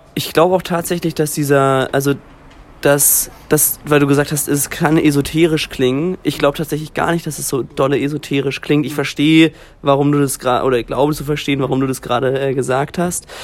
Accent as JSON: {"language": "German", "country": "Germany", "said": "als Deutscher"}